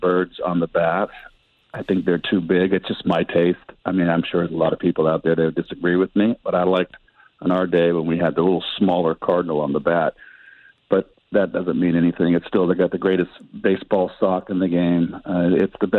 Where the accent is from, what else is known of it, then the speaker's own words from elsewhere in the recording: San Francisco, California, United States; also born or lived in Pacifica, California; I grew up in San Francisco